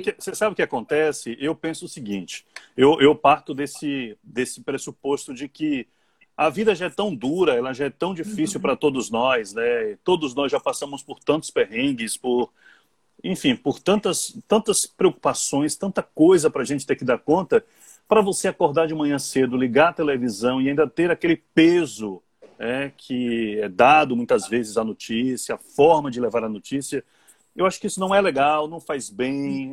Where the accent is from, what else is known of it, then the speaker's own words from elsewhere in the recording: Serrinha, Bahia, Brazil; also born or lived in Feira de Santana / Vitória da Conquista; now in Salvador, Brazil; Eu sou de Serrinha, morei uhum. em Feira, morei em Conquista, mas é, eu penso em casa, eu penso em Salvador